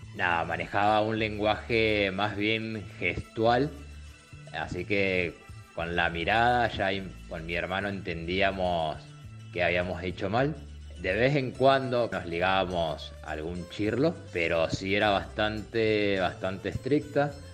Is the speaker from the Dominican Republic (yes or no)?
no; Argentina; now in Ireland; soy de Argentina